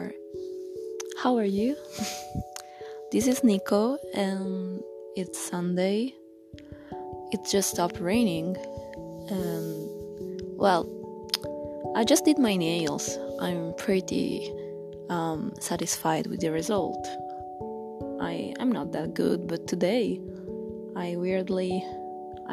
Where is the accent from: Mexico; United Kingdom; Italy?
Italy; I'm from Italy